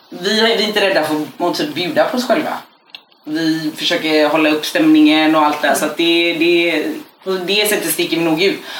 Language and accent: Swedish; Gothenburg, Västra Götaland, Sweden; vi växte upp på hissingen i Göteborg, det var inte ovanligt ändå.